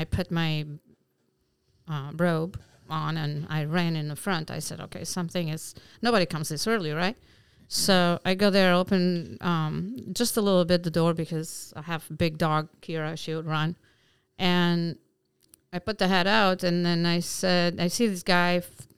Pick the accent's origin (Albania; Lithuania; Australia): Albania; English is a second language; moved away as an adult; also born or lived in Bergamo, Italy; now in Alpine, United States; I am from Albania. Okay. And up to 25 years old, stayed there, and then we moved to Italy until I was 34, and then came to America.